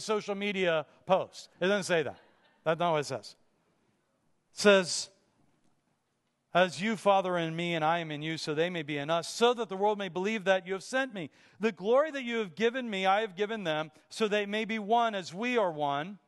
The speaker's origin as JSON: {"language": "English", "town": "Pittsburgh", "region": "Pennsylvania", "country": "United States", "tie": "born or raised there", "said": "Growing up in Pittsburgh"}